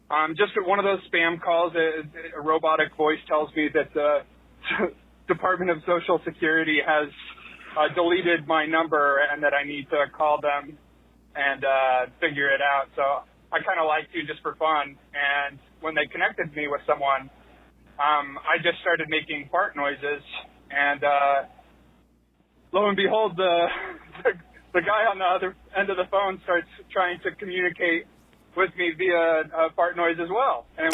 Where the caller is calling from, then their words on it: Salt Lake City, Utah, United States; I'm calling from Salt Lake City, Utah.